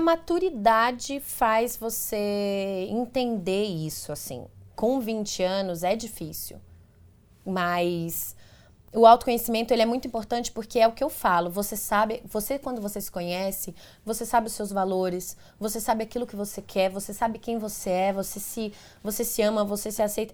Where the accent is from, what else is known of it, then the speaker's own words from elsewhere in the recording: Teixeira de Freitas, Bahia, Brazil; moved away as an adult; now in São Paulo, Brazil; Eu sou de Teixeira de Freitas, na Bahia, é longe daqui de São Paulo, minha família toda mora lá, meus amigos de infância, enfim, as pessoas que eu cresci